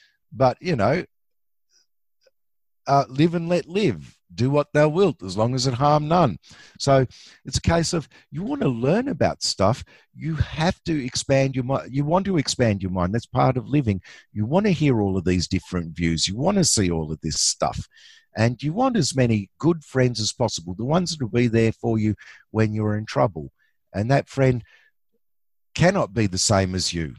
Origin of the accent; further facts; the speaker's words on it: Australia; I'm an Aussie.